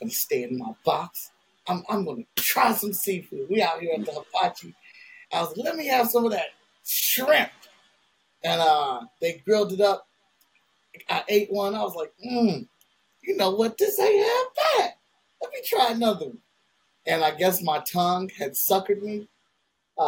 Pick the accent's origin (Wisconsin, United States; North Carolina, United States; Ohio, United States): Ohio, United States; Cleveland; I'm from Cleveland, Ohio